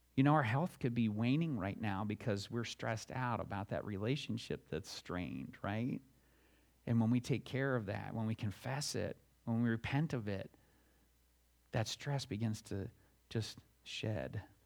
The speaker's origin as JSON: {"language": "English", "region": "Alabama", "country": "United States", "tie": "born or raised there", "also_born_or_lived": "Florida", "moved": "yes", "lives_now": "Ohio, United States", "said": "When I was growing up in Alabama"}